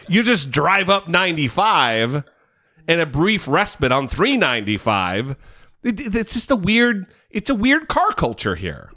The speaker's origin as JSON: {"language": "English", "region": "Idaho", "country": "United States", "moved": "yes", "said": "we're both from Idaho"}